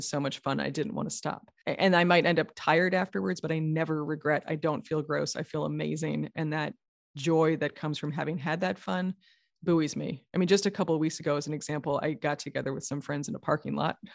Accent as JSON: {"language": "English", "region": "New York", "country": "United States", "also_born_or_lived": "California", "moved": "yes", "said": "I'm from New York originally"}